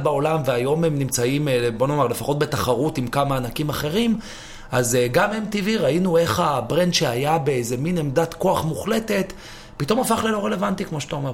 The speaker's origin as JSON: {"language": "Hebrew", "country": "Israel", "also_born_or_lived": "New York, United States / London, United Kingdom"}